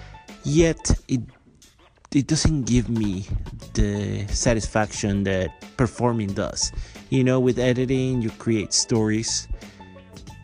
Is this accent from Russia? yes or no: no; Guatemala; English is a second language; moved away as an adult; also born or lived in San Francisco, United States / Los Angeles, United States / New York, United States; now in Montreal, Canada; I come from Guatemala